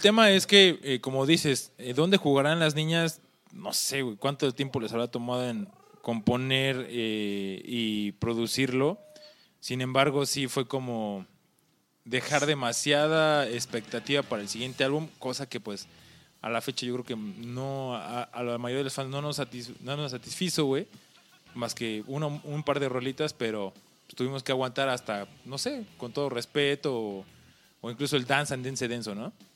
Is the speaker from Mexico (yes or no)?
yes; Mexico